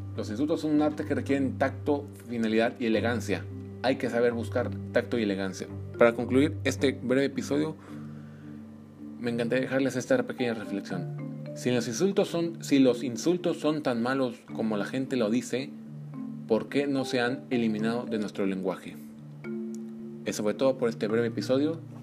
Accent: Mexico; los mexicanos estamos tan acostumbrados a palabras como chingado, pendejo

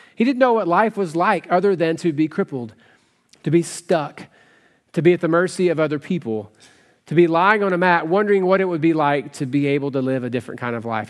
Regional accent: West Tennessee, United States; I grew up in West Tennessee

